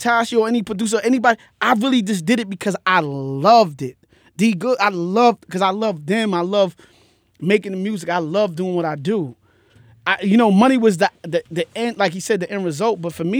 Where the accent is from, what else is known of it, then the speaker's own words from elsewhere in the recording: Jamaica; I'm Jamaican.